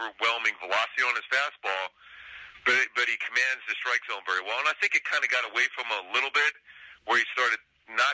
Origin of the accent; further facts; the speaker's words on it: Philadelphia, Pennsylvania, United States; also born or lived in San Fernando Valley, California; now in Los Angeles, United States; growing up in Philly, I was a big Harry Callis fan